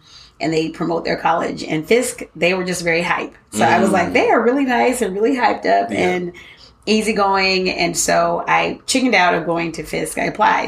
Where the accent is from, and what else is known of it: Portland, Oregon, United States; born or raised there; also born or lived in Los Angeles, California / Louisiana / Michigan